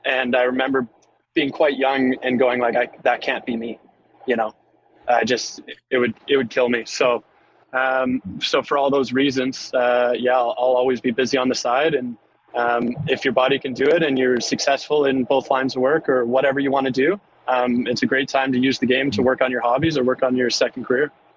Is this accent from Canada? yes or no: yes; Keswick, Ontario, Canada; I was I was coming from Keswick.